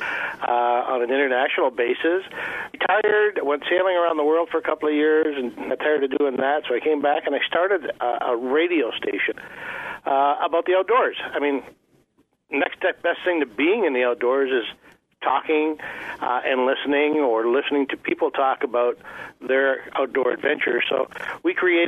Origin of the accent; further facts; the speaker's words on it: Canada; a Canadian